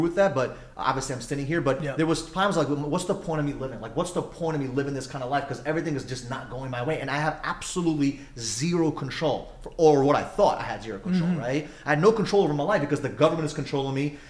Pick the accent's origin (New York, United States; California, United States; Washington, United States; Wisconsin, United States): New York, United States; I grew up in New York